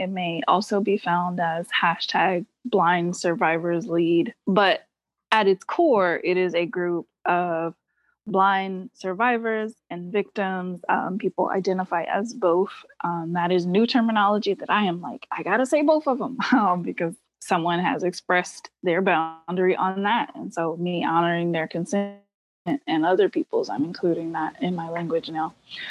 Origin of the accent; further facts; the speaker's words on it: North Carolina, United States; There are some benefits in the South. So I'm from